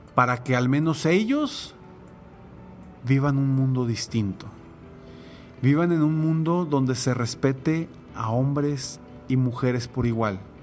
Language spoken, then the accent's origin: Spanish; Mexico; como mexicanos